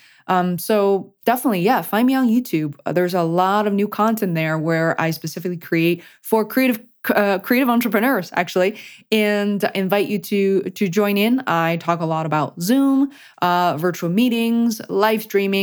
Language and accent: English; Beijing, China; moved away; I am an immigrant, you know, I come from Beijing, China originally